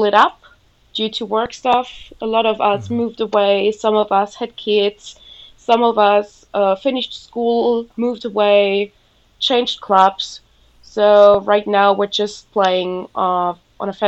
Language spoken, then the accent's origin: English; Rochlitz, Saxony, Germany; English is a second language; also born or lived in Australia; I switched from Rochlitz, which is my hometown, where I was born, where I lived, where I went to school